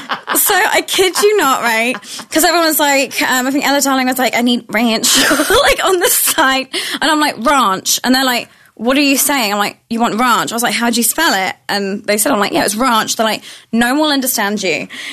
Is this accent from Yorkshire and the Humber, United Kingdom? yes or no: no; Northampton, East Midlands, United Kingdom; moved away as an adult; now in United States; because most people haven't heard of my hometown, which is called Northampton, mm-hmm. is where Princess Diana was from.